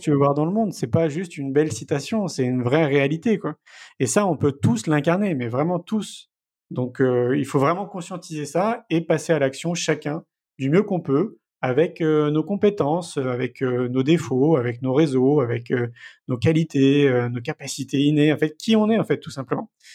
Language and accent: French; Paris, Île-de-France, France; moved away as an adult; j'ai grandi à Paris, hein, j'y suis resté 34 ans